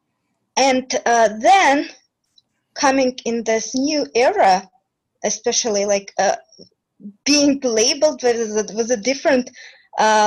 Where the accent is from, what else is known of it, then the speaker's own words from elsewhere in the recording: Uzbekistan; I'm from Uzbekistan as well